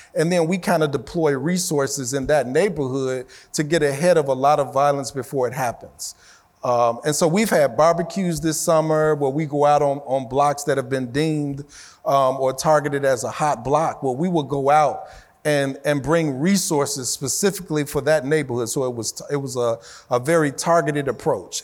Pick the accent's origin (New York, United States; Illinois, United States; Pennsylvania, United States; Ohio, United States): Illinois, United States; Chicago; when I was growing up in Chicago